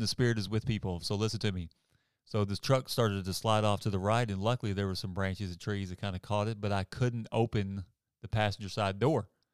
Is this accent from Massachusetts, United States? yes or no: no; Arkansas, United States; moved away; I'm from Arkansas